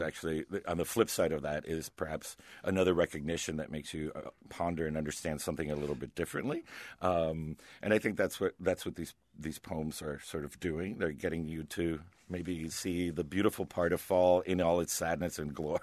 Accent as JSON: {"language": "English", "town": "Miami", "region": "Florida", "country": "United States", "tie": "born or raised there", "also_born_or_lived": "Connecticut", "moved": "as an adult", "said": "I grew up in Miami"}